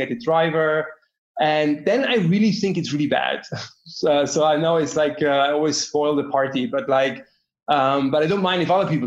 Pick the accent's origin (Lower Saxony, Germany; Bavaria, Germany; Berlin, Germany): Bavaria, Germany; I grew up in Germany, to be precise, actually in Bavaria